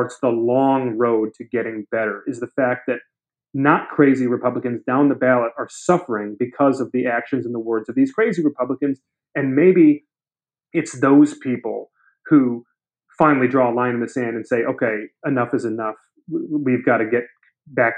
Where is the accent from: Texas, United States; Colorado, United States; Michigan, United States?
Michigan, United States; Brighton; my home state of Michigan